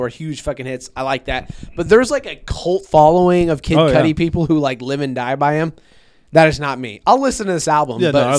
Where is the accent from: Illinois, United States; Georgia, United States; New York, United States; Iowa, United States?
Iowa, United States; Des Moines; I'm from Des Moines. I'm not from Iowa. Yeah. I'm from Des Moines. We voted blue.